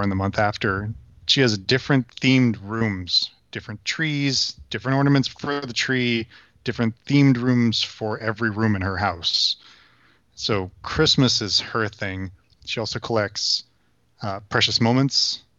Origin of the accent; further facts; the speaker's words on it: Germany; also born or lived in United States; my parents met in Germany in the 70s, and I'm from there, but I was born in the States.